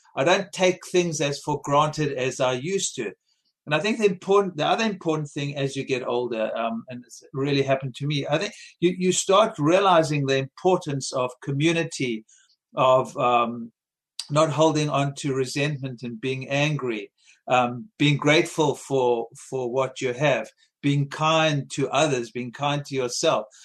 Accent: South Africa; born or raised there; moved away

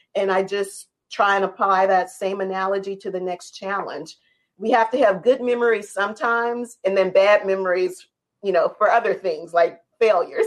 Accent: New Orleans, Louisiana, United States; how I was raised in New Orleans

